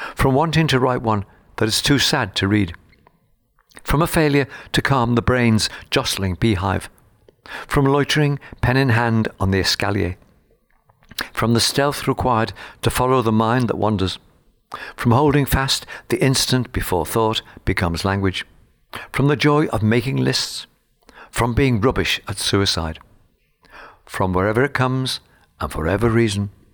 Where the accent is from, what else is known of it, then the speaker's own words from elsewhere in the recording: Liverpool, North West England, United Kingdom; my childhood in Liverpool was rather bleak